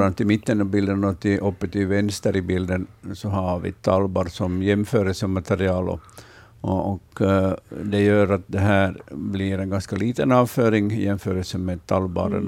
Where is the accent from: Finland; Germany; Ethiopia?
Finland; Vaasa, Ostrobothnia; I min barndom här i Vasa, där jag är uppvuxen